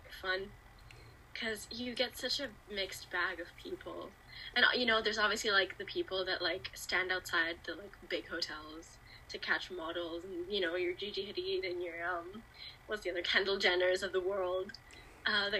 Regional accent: Milan, Lombardy, Italy; I'm from Italy, Milan specifically.

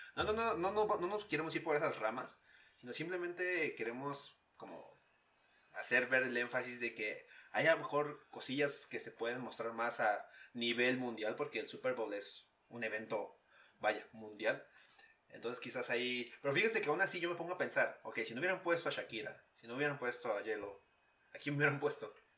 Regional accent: Pachuca, Hidalgo, Mexico; now in Utah, United States; de mi ciudad natal, Pachuca

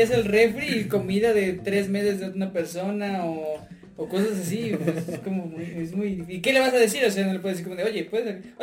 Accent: Puebla, Mexico; llegamos a la ciudad de Puebla, porque yo soy proveniente de ahí, ¿saben? Entonces, este, yo, yo nací ahí, tengo bastante familia ahí.

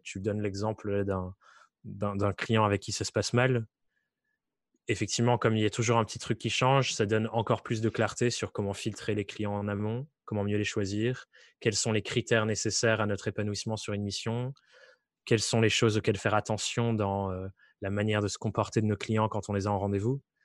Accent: Dordogne, Nouvelle-Aquitaine, France; moved away; je viens du fin fond de la Dordogne où rien ne m'était promis

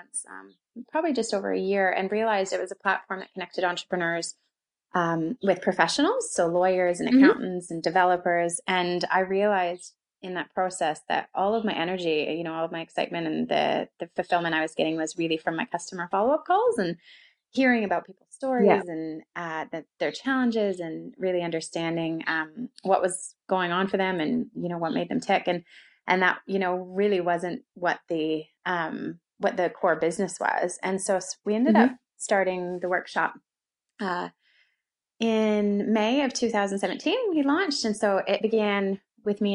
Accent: London, Ontario, Canada; accent: Canadian; moved away as an adult; also born or lived in Calgary, Canada; now in Auckland, New Zealand; I'm originally from Canada. So that's the Canadian accent, not American

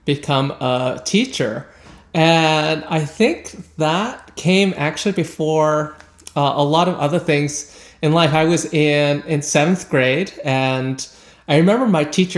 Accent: Canada; a Canadian who's working within this intersection of classical music and social justice

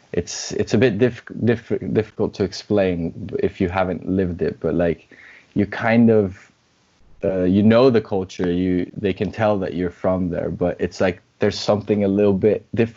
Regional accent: Brazil; also born or lived in Scotland; say I'm half Brazilian, half Scottish. Sometimes I say I'm just Brazilian. I don't usually go with I'm just Scottish because people just won't believe me.

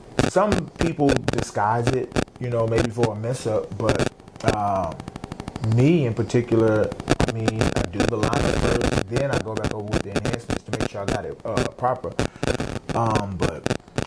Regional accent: Fort Worth, Texas, United States; I grew up in Fort Worth, born and raised.

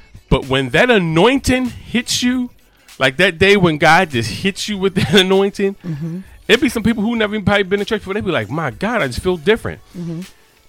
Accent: United States; I am an American, but I am an American.

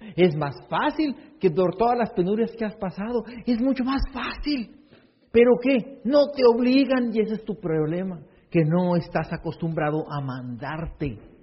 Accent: Hermosillo, Sonora, Mexico; Yo nací en Hermosillo

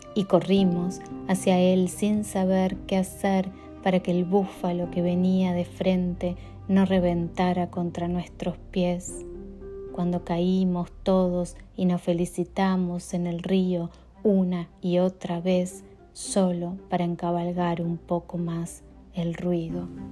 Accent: Uruguay; now in Chicago, United States; soy una poeta uruguaya que vive en Chicago

